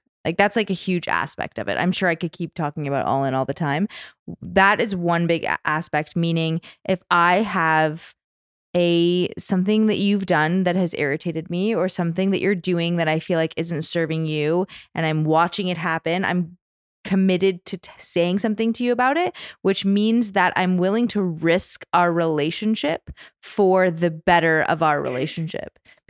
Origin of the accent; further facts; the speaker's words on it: Canada; I'm the token all, Canadian.